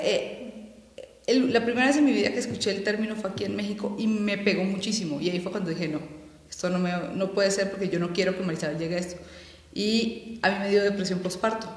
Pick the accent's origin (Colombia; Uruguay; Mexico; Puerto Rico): Colombia; moved away; yo soy colombiana